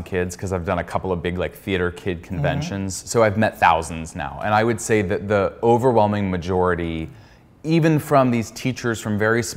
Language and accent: English; Pittsburgh, Pennsylvania, United States; moved away as an adult; also born or lived in New York City; I'm from Pittsburgh, Pennsylvania, and I moved to New York City when I was, I think, 19 years old